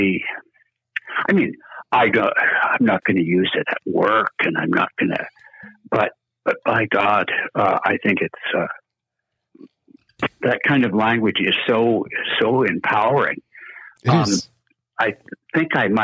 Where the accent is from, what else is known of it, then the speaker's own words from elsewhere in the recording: Canada; moved away; I'm a Canadian originally